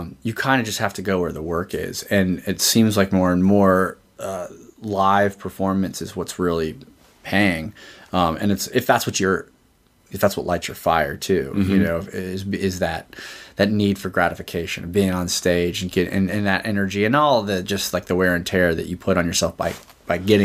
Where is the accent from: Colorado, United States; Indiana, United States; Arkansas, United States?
Indiana, United States; also born or lived in Los Angeles, California; now in Atlanta, United States; Being from Indiana, I envision myself like never as a Southerner